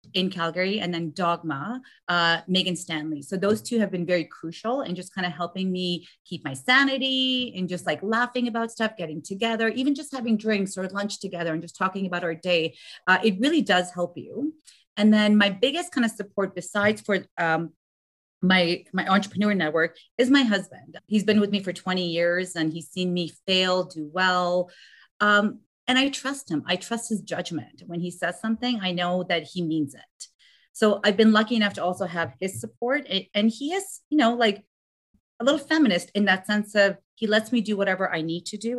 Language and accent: English; Afghanistan; moved away; I'm from Afghanistan